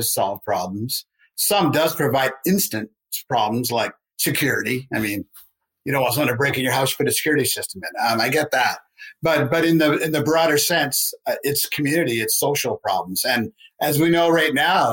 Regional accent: Canada; We're Canadian

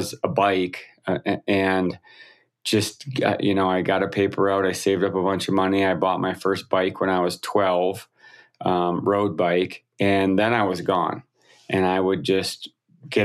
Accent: Wisconsin, United States; I grew up in the Midwest of the United States, Wisconsin

